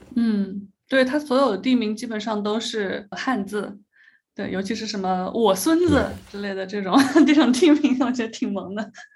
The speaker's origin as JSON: {"language": "Chinese", "region": "Hubei", "country": "China", "moved": "yes", "said": "我的湖北的老家的奶奶"}